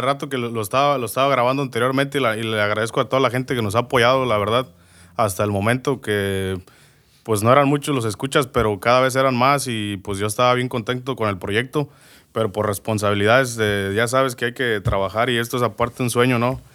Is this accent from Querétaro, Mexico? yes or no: no; Moroleón, Guanajuato, Mexico; now in United States; Nací, crecí en Moroleón, Guanajuato.